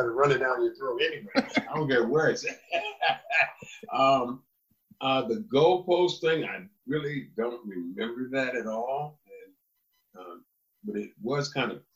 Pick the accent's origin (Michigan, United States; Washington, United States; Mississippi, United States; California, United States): California, United States; moved away as an adult; when I went home, I went back to California